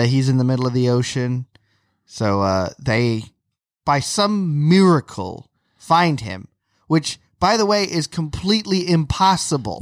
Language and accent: English; Florida, United States; moved away; we had annual passes growing up in Florida